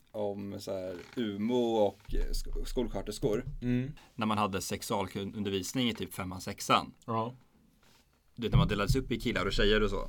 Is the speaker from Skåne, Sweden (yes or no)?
yes; Helsingborg, Skåne, Sweden; Jag är från Helsingborg, men jag skiter i fotboll.